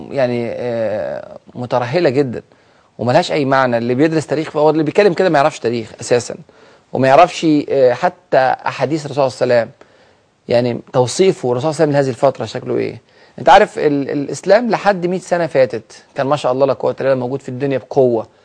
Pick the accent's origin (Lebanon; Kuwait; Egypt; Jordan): Egypt; فهم كانوا فرحانين جدا جدا لاحداث الثوره اللي حصلت عندنا في مصر